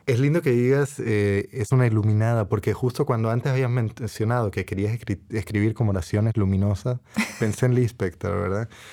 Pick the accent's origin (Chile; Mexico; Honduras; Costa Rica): Costa Rica; moved away as an adult; also born or lived in Puerto Rico / United States; now in Cambridge, United Kingdom; soy de dos países, ¿verdad? Nací en Costa Rica, mi padre es tico, mi madre es boricua, puertorriqueña